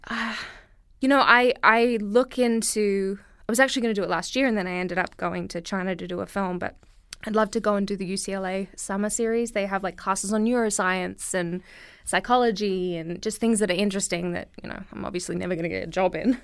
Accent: Brisbane, Queensland, Australia; moved away as an adult; now in United States; I come from Brisbane, Australia

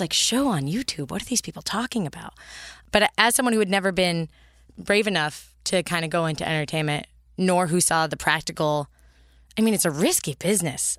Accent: San Mateo, California, United States; also born or lived in Berkeley, California; I grew up in, uh, the Bay Area, so San Francisco, adjacent

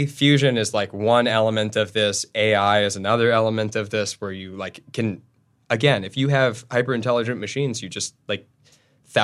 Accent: Los Angeles, California, United States; I'm from Los Angeles.

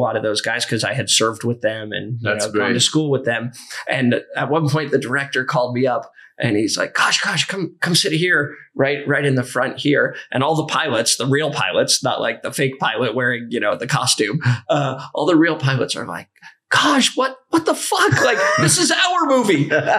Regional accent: Santa Cruz, California, United States; I'm actually from Northern California. {S4} Okay. {S2} From Santa Cruz, which is a sleepy little surfer town.

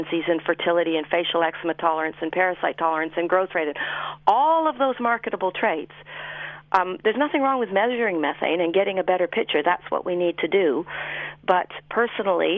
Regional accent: Canada; moved away as an adult; now in New Zealand; I grew up farming in Canada

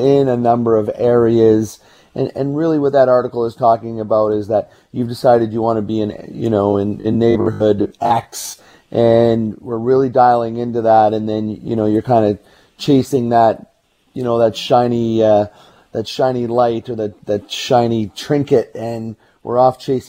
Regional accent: Burnaby, British Columbia, Canada; I grew up in Burnaby

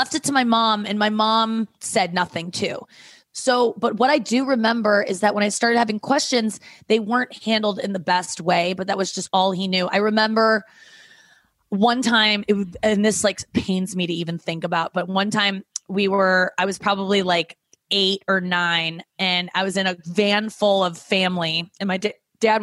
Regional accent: St. Louis, Missouri, United States; also born or lived in Cincinnati; Growing up in St. Louis, growing up with parents that don't talk about sex

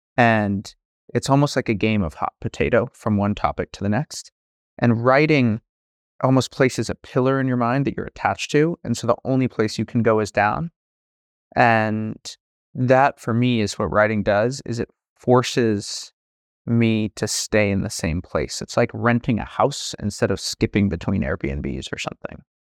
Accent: San Francisco, California, United States; I grew up in San Francisco

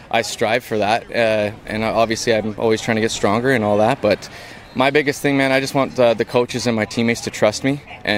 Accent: White Rock, British Columbia, Canada; moved away as an adult; also born or lived in Montreal / Edmonton; I'm finally the guy from my hometown

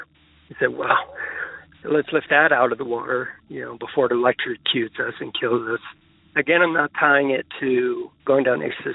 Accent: Arlington, Virginia, United States; also born or lived in Minnesota; when I grew up in Arlington, I ended up going to college in Minnesota, but I came back to Arlington to live after college

